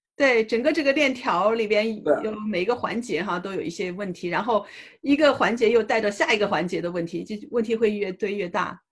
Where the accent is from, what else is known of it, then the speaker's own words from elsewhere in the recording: China; now in United States; 作为中国人